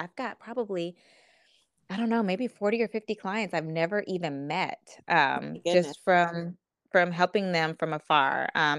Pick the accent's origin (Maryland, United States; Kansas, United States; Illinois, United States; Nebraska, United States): Kansas, United States; moved away as an adult; also born or lived in Wichita, Kansas / Atlanta, Georgia; now in North Carolina, United States; I'm from Kansas.